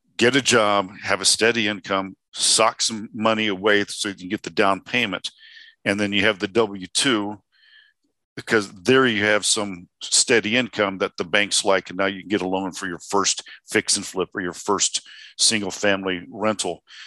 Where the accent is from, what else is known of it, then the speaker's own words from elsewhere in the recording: Indiana, United States; now in Arizona, United States; I'm originally from Indiana